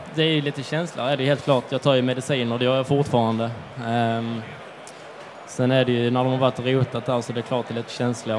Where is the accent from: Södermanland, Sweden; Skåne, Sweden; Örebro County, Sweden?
Skåne, Sweden; Det är många bra crossbanor hemma i Skåne